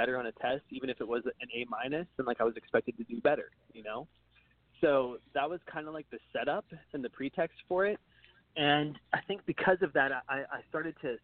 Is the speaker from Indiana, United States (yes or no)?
no; Martinsburg, West Virginia, United States; I was born in West Virginia, Martinsburg, West Virginia. It's a super small town in a state that not even many people know is a state